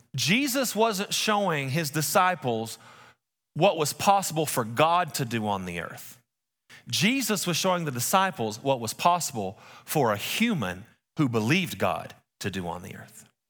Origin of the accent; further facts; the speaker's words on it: West Texas, United States; we're from West Texas.